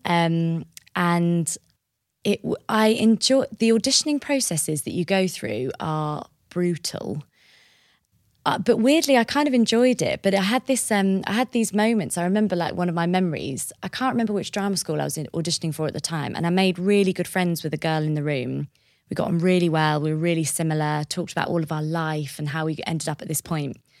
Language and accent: English; Bishop's Stortford, East of England, United Kingdom; also born or lived in Paris, France; I grew up on the border of Hertfordshire and Essex in a town called Bishop Stortford